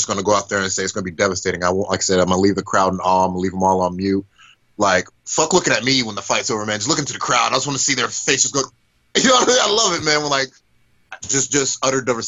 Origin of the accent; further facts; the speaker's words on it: Georgia, United States; moved away as an adult; also born or lived in Florida; now in Orlando, United States; I moved from Florida to Georgia when I was six